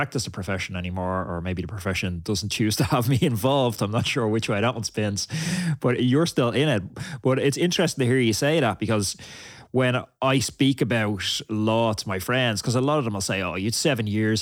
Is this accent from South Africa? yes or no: no; Ireland; I grew up in Ireland and we had almost no cultural diversity in Ireland